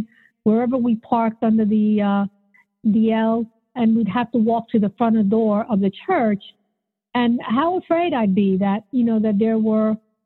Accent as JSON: {"language": "English", "town": "New York City", "region": "New York", "country": "United States", "tie": "born or raised there", "said": "growing up in the Bronx, my father was a minister for all of his life"}